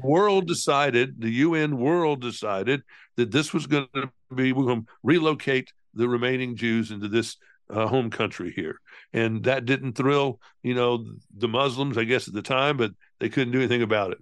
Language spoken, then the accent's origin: English; the South, United States; I'm, I'm from the South